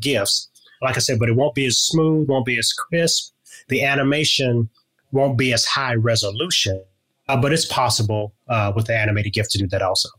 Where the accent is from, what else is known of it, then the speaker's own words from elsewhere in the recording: Louisiana, United States; moved away; I'm originally from Louisiana